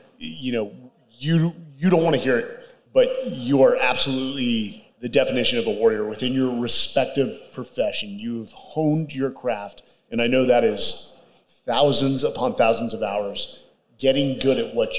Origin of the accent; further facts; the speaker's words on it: Bay Area, California, United States; moved away as an adult; also born or lived in San Diego / Virginia Beach / Austin; So I'm a California kid, born and raised in the Bay Area, then joined the Marine Corps after high school and was stationed in San Diego.